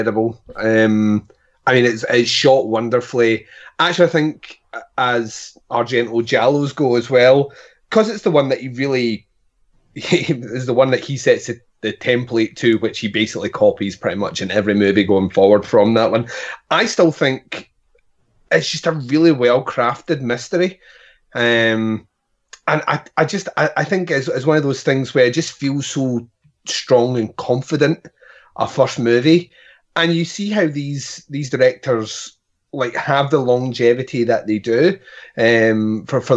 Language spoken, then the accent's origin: English; Scotland, United Kingdom; I'm Scottish